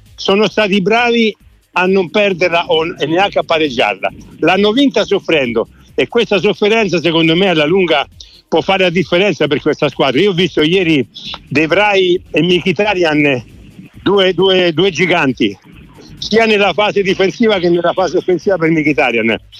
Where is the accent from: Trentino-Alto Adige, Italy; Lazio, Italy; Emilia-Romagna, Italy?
Lazio, Italy; Subiaco; mi fecero cittadini illustri al mio paese a Subiaco e, e c'era tutta Subiaco che in quel momento mi stava festeggiando perché era uno di loro